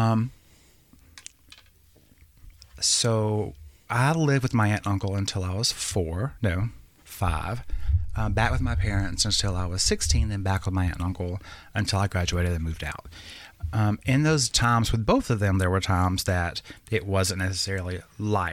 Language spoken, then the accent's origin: English; the South, United States; growing up in the South